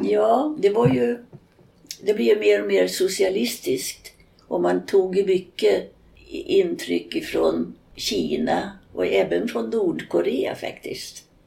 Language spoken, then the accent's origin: Swedish; Sweden; Jag var ensam svensk och jag var ensam europé ibland.